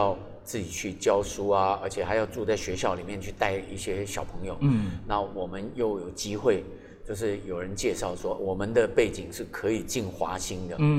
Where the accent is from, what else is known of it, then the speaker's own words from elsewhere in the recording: Taipei, Taiwan; also born or lived in Qijin, Kaohsiung (birthplace) / Fengshan, Kaohsiung; 然后三年级又回到台北来，